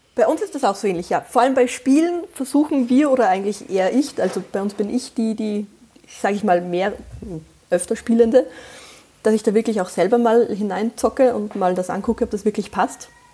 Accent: Austria; accent: Austrian dialect; ich bin Österreicherin und ich bemühe mich sehr, dass man das nicht zu sehr raushört. Also sollte ich in schlimmsten Dialekt verfallen

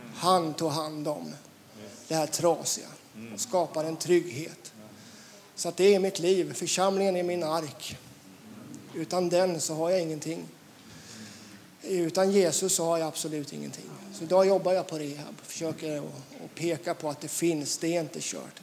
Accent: Västervik, Kalmar County, Sweden; Jag är född i Västervik

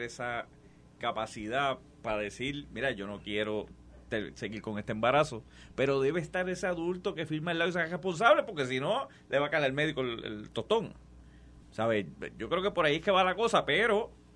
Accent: Puerto Rico; yo soy gente de las Marías, de San Sebastián

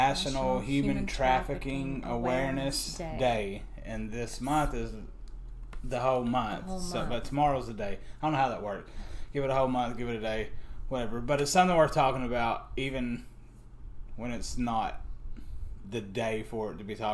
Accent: Georgia, United States; moved away; I'm from Georgia

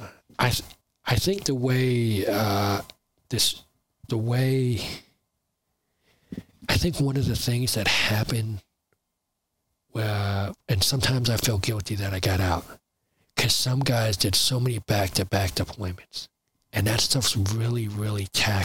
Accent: New Jersey, United States; also born or lived in Burlington City, New Jersey / Riverside, New Jersey / Willingboro, New Jersey / Browns Mills, New Jersey; I grew up in South Jersey

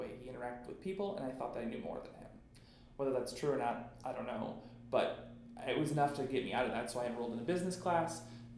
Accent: North Royalton, Ohio, United States; I grew up in North Royalton, which is about 20, 25 minutes south of Cleveland

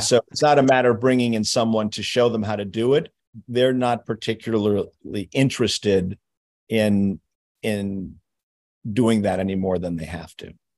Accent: Los Angeles, California, United States; also born or lived in New York; although I was born in New York, I grew up in, in Los Angeles

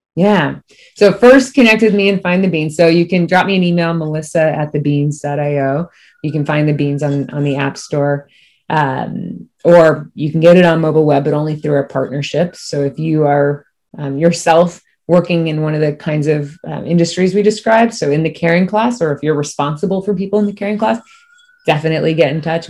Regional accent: Cocoa Beach, Florida, United States; also born or lived in Miami / Merritt Island / DeLand; I'm born and raised. I'm from Miami, and then grew up in Cocoa Beach area

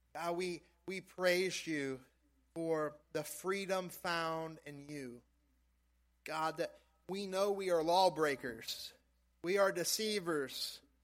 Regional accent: South Louisiana, United States; moved away; growing up in South Louisiana

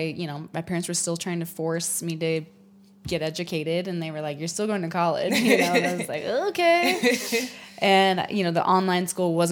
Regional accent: Huntsville, Utah, United States; I am from Huntsville, Utah. I grew up here in Utah

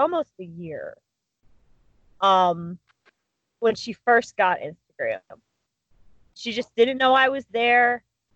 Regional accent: Cleveland, Ohio, United States; now in Alliance, United States; I grew up in Cleveland

